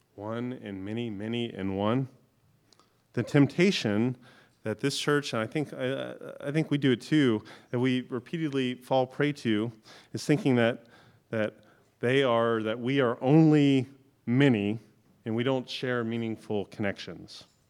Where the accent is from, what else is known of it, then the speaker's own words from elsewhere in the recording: Florida, United States; now in North Carolina, United States; I grew up in Florida, so we didn't have a lot of these big trees. When I first moved to North Carolina